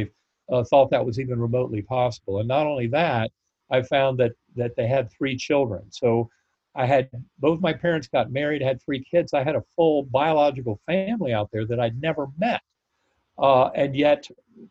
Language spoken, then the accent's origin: English; North Carolina, United States; I grew up in North Carolina